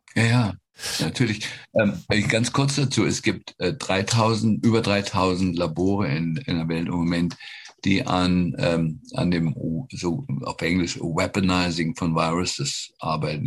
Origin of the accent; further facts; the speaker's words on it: Germany; now in United States; als Deutsche